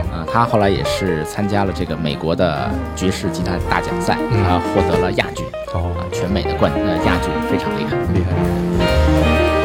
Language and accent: Chinese; Beijing, China; 从小在北京长大嘛，是。嗯，在鼓楼旁边，啊，遛弯儿啊